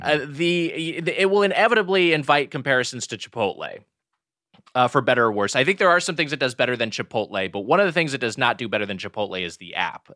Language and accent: English; Southern California, United States; I grew up in Southern California